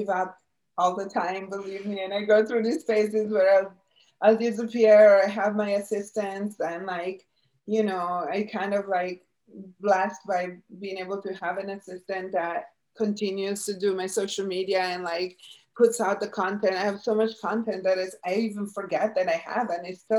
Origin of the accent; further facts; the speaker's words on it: Italy; now in United States; I grew up in Italy 53 years ago.